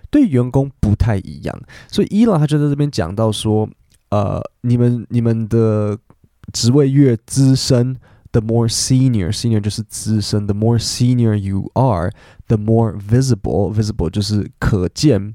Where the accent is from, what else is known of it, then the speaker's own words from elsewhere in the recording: Taipei, Taiwan; 我是台北人啊